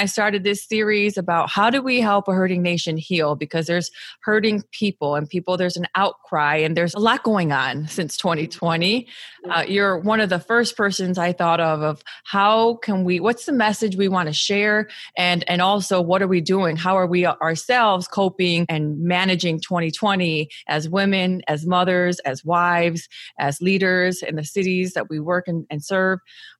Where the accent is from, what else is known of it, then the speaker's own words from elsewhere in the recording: Naperville, Illinois, United States; But yeah, we grew up in Naperville together.